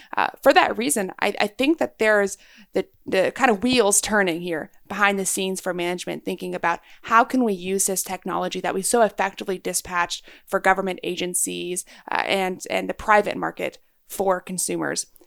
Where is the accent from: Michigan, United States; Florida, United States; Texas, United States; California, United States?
Texas, United States; I'm a Texan. I grew up in Texas.